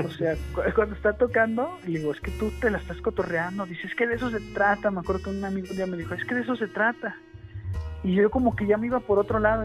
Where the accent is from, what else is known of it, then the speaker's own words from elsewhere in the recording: San Luis Potosí, Mexico; Acá nosotros también el norteño en San Luis Potosí es muy somos norteños